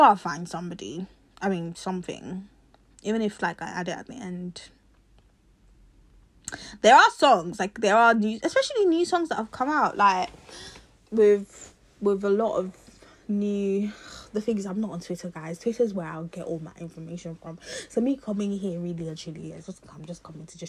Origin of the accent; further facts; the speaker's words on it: London, United Kingdom; I'm from South London